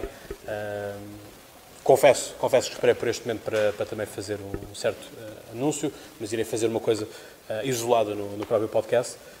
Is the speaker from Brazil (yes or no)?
no; Portugal; eu sou português, isto é em Portugal